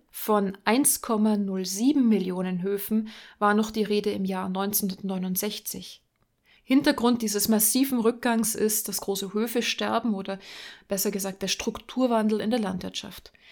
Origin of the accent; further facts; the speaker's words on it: Germany; Bei uns in Deutschland